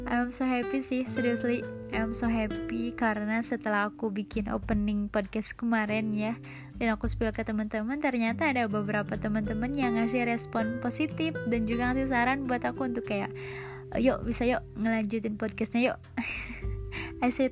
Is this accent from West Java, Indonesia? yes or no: yes; Bandung, West Java, Indonesia; accent: Sundanese; aku dari Bandung neng neng Bandung hmm. cina jadi eh, mohon maaf nih kalau misalkan logat-logat ngomongnya agak campur Sunda ya